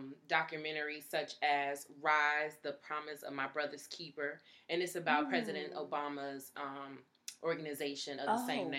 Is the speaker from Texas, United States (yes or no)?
yes; Texas, United States; Can you tell I'm from Texas?